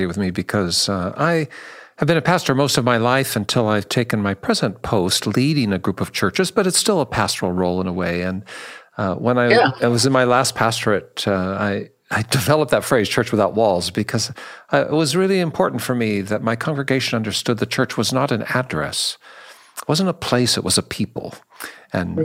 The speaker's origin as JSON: {"language": "English", "town": "Seattle", "region": "Washington", "country": "United States", "said": "I'm from Seattle, and I dreamed of politics, and I actually represented Northwest Seattle in the state house"}